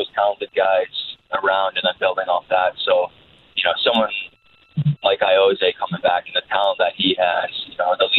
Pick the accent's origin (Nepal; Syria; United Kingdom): United Kingdom; England; being English and coming from an English background